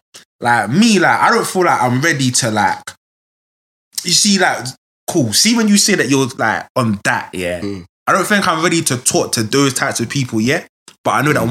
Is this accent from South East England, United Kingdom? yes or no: no; London, United Kingdom; I'm not from the ends, innit? I'm from Fulham, innit?